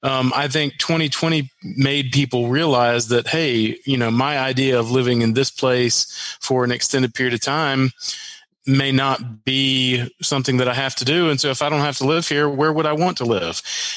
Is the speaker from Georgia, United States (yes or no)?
no; Arkansas, United States; born there; also born or lived in Mississippi / Minnesota / Wisconsin / North Carolina; I was born in Arkansas, lived in Mississippi, Minnesota, Wisconsin, moved back to Arkansas, and then back to North Carolina